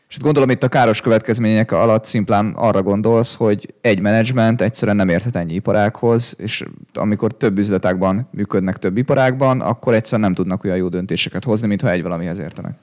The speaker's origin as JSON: {"language": "Hungarian", "country": "Hungary", "said": "így magyarként"}